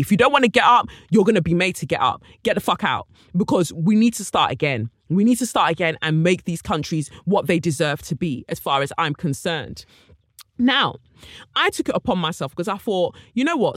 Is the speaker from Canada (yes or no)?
no; United Kingdom; I too am from Britain